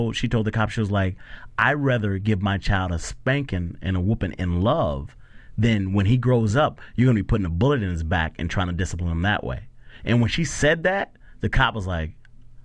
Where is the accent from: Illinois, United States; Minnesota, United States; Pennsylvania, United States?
Minnesota, United States; Minneapolis; In Minneapolis. I grew up in Minneapolis